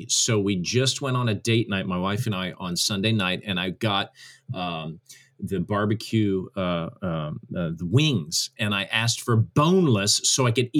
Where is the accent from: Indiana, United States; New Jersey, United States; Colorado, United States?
Indiana, United States; Carmel; I grew up in the northern suburbs of Indianapolis in a town called Carmel, Indiana. I grew up in a lovely non-Christian home. We never went to church or anything like that.